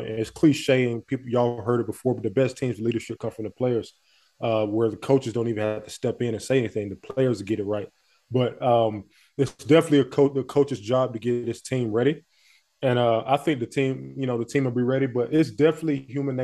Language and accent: English; Montgomery, Alabama, United States; moved away; I'm from Montgomery, Alabama.